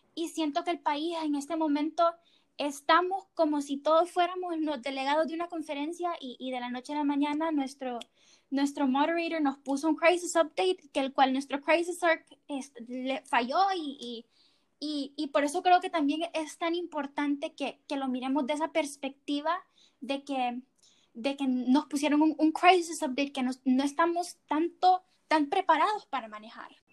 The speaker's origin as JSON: {"language": "Spanish", "country": "Honduras", "said": "nosotros como hondureños"}